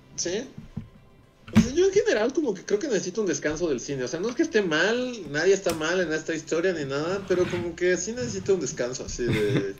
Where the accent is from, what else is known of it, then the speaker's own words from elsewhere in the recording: Mexico; mexicanos, o sea, todos tenemos un poco, o sea, igual y como de español y un poco también de indígena